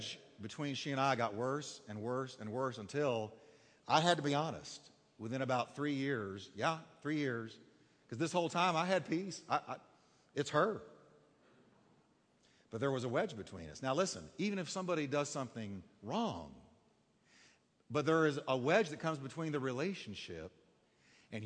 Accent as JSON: {"language": "English", "region": "Texas", "country": "United States", "said": "I'm Texan."}